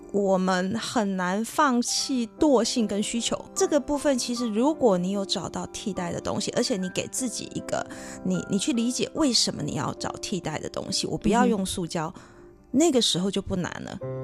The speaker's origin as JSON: {"language": "Chinese", "country": "Taiwan", "tie": "born or raised there", "said": "我小时候在山上长大"}